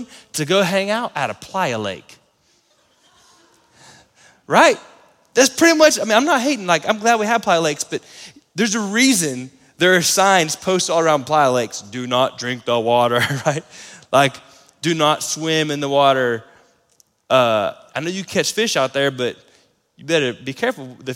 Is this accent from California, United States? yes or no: no; Florida, United States; now in Lubbock, United States; growing up in Florida